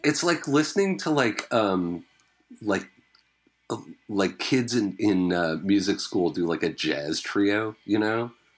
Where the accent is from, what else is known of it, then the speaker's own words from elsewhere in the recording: Vancouver Island, British Columbia, Canada; growing up on Vancouver Island